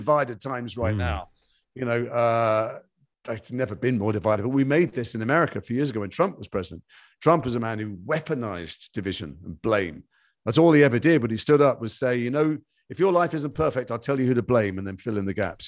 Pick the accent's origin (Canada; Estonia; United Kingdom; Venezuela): United Kingdom; Liverpool, North West England; moved away; I'm from Liverpool. It's in my blood.